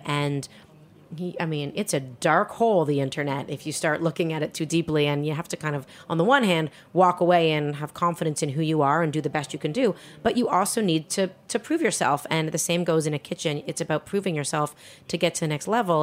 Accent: Toronto, Ontario, Canada; moved away as an adult; also born or lived in Montreal / Spain; I grew up in Toronto, Canada

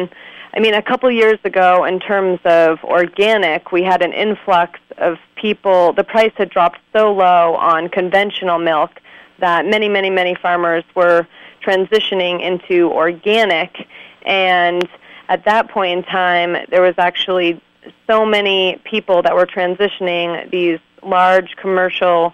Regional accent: East Montpelier, Vermont, United States; also born or lived in Craftsbury, Vermont; I grew up in East Montpelier, Vermont, which is about 40 minutes from where I live now.

